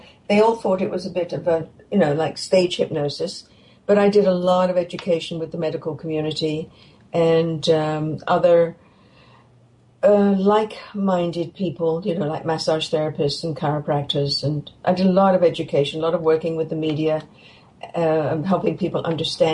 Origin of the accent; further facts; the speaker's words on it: England, United Kingdom; now in Canada; I grew up in England